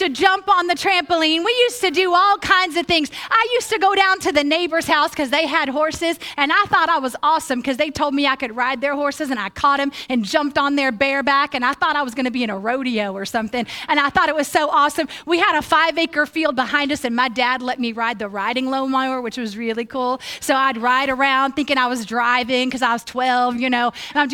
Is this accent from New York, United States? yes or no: no; Tulsa, Oklahoma, United States; also born or lived in Broken Arrow, Oklahoma / Jenks, Oklahoma; When I was a kid, I grew up in Tulsa, Oklahoma